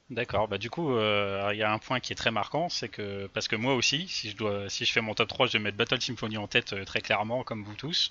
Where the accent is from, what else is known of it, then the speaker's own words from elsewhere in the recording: France; nous en tant que Français